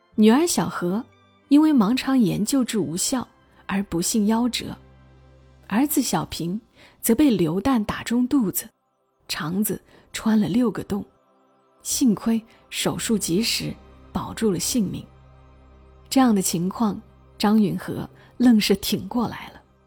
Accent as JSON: {"language": "Chinese", "country": "China", "said": "我们中国人都是要很感谢拼音的"}